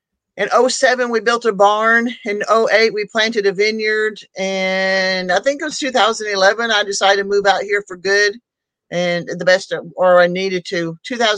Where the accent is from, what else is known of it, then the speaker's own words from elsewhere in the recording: Oklahoma, United States; moved away as an adult; also born or lived in Tulsa, Oklahoma / Alaska / Texas / California; But most of the time I lived in Oklahoma. My teenage years, I lived in Southwest Oklahoma, which is a whole different country than Eastern Oklahoma. It may be the same state, but it's two different countries.